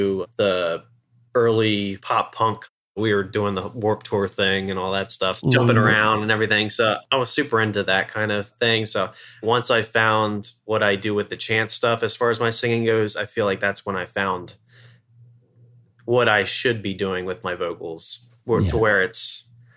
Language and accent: English; Eastern Shore of Maryland, United States; moved away; I'm originally from the Eastern Shore of Maryland, about an hour or so away from where we are now